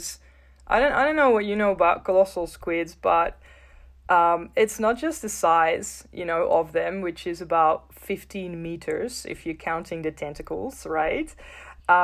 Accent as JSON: {"language": "English", "country": "Netherlands", "tie": "born or raised there", "said": "I grew up in the Netherlands, in the north of Europe."}